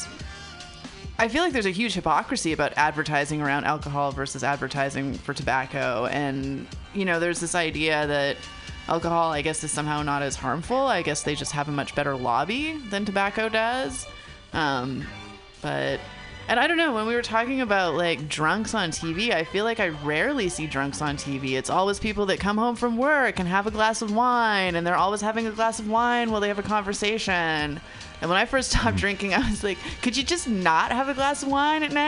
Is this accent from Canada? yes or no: yes; Canada; now in San Francisco, United States; I grew up in Canada